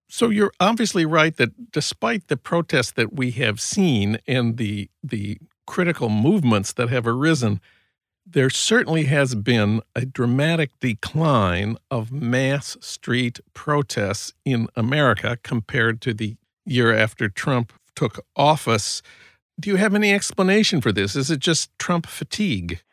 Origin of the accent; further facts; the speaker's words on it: St. Paul, Minnesota, United States; now in Los Angeles, United States; my hometown of St. Paul